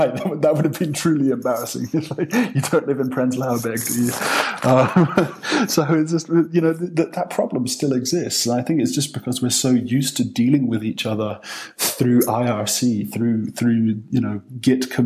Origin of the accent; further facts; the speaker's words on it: Stirling, Scotland, United Kingdom; moved away as an adult; now in Berlin, Germany; I grew up this city, Stirling